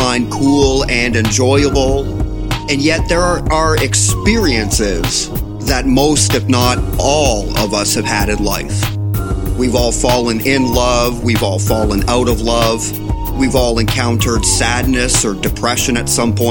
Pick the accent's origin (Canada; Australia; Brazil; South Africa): Canada; Windsor, Ontario; being a proud and lifelong resident of Windsor, Ontario